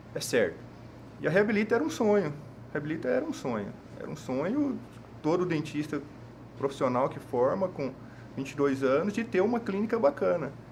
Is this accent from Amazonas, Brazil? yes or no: no; Goiânia, Goiás, Brazil; moved away as an adult; now in Cuiabá, Brazil; eu sou de Goiânia